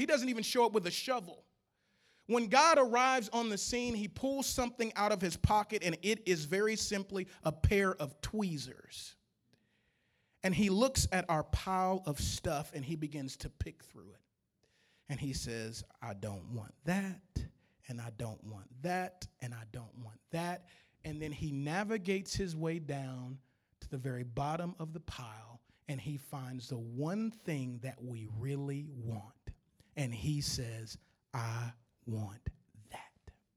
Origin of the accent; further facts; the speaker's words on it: Louisiana, United States; I'm from Louisiana